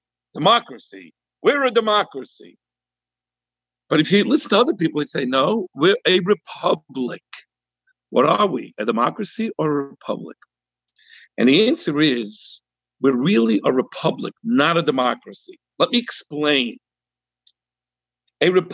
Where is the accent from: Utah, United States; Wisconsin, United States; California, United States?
California, United States; We in California